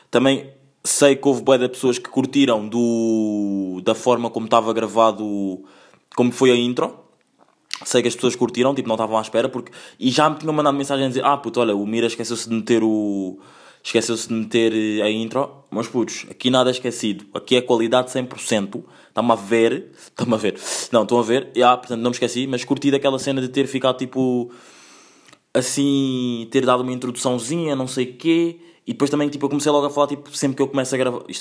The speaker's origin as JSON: {"language": "Portuguese", "country": "Angola", "tie": "born there", "said": "Eu também sou português, atenção, mas tipo, vá, eh, vocês, quem não, pronto, as pessoas não sabem, nasci em Angola, tenho nacionalidade portuguesa"}